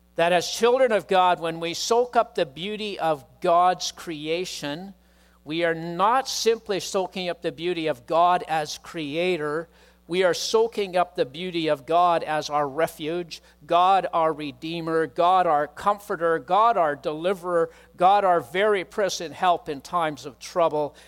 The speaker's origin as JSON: {"language": "English", "town": "Chilliwack", "region": "British Columbia", "country": "Canada", "tie": "born or raised there", "said": "growing up in Chilliwack"}